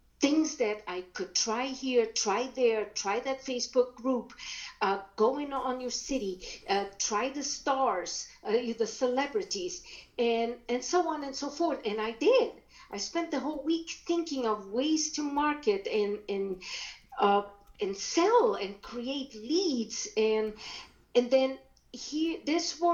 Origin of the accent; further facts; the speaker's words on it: Brazil; first language German; English is a second language; moved away as an adult; now in United States; I was born in Brazil. I was brought up speaking German because my grandparents